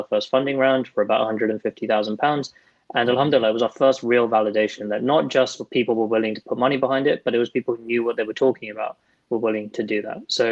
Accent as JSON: {"language": "English", "country": "United Kingdom", "said": "a British Muslim"}